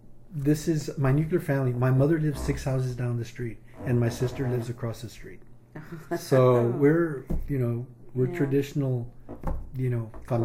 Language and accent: English; Del Rio, Texas, United States; moved away as an adult; now in Austin, United States; I was born in Del Rio, Texas in 1953, and I came to Austin in 1972 to attend the University of Texas.